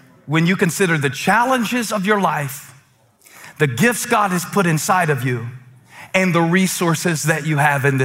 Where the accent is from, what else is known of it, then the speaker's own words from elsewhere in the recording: Moncks Corner, South Carolina, United States; I grew up in Monk's Corner